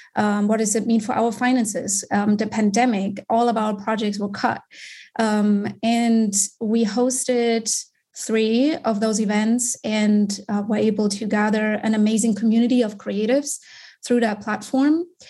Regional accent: Germany; moved away as an adult; also born or lived in Munich; now in United States; I'm born and raised in Germany.

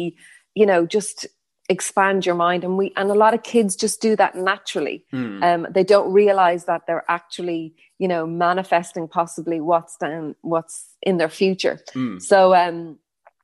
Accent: Newbridge, County Kildare, Ireland; I'm originally from Newbridge in Kildare. That's where I grew up.

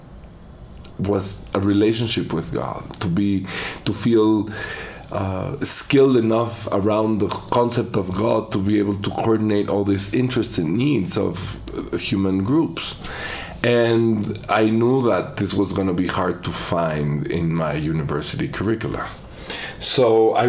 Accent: Mexico City, Mexico; I was born here in Mexico City.

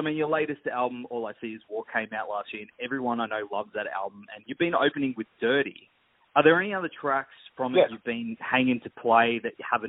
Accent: Gold Coast, Queensland, Australia; the Gold Coast, which is my hometown.

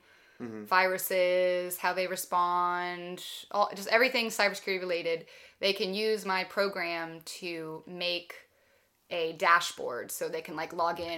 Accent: Bucks County, Pennsylvania, United States; I grew up in Bucks County

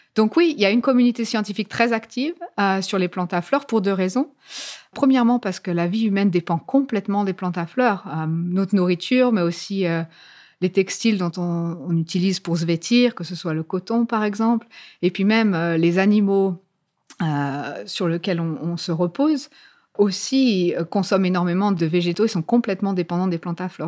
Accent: France; moved away as an adult; now in Cambridge, United Kingdom; Je suis née en France. J'ai fait toutes mes études en France, incluant ma thèse en biologie végétale. Et euh, après ma thèse, en fait, je suis venue en Angleterre, à Cambridge.

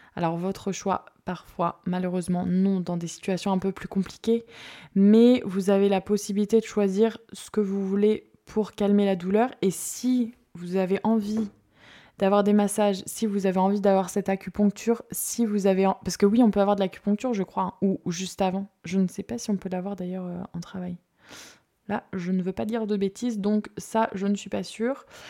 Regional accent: Marseille, Provence-Alpes-Côte d'Azur, France; moved away; Je viens de Marseille

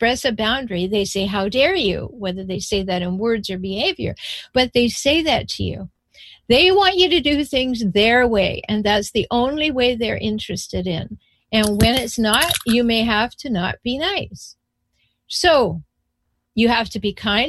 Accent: Canada; I'm from Canada

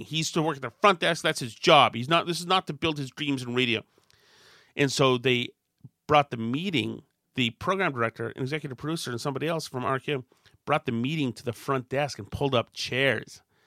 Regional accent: Winchester, Massachusetts, United States; When I grew up in Winchester

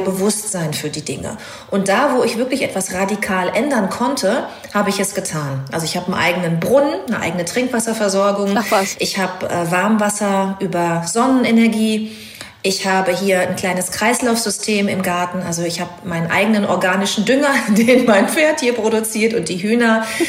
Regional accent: North Rhine-Westphalia, Germany; moved away; also born or lived in Hamburg; Ich bin äh, in Ostwestfalen groß geworden

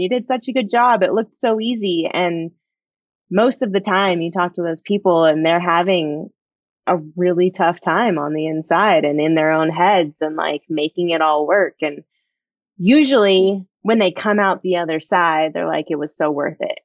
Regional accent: United States; growing up in Tahoe

